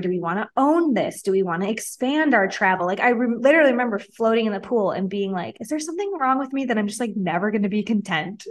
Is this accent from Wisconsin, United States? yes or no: yes; Wisconsin, United States; moved away as an adult; now in Mexico; I'm from Wisconsin